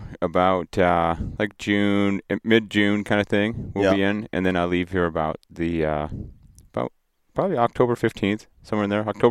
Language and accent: English; Vanderhoof, British Columbia, Canada; Vanderhoof, BC, geographical center of British Columbia.